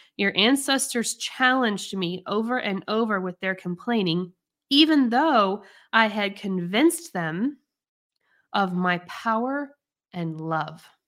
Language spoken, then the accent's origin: English; United States; I'm American